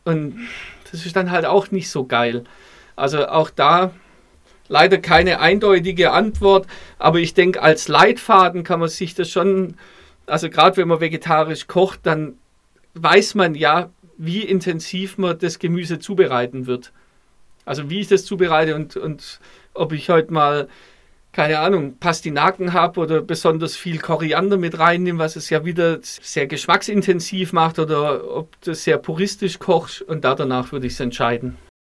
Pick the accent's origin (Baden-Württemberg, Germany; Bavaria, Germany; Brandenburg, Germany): Baden-Württemberg, Germany; Stuttgart; jetzt kommen wir beide aus Stuttgart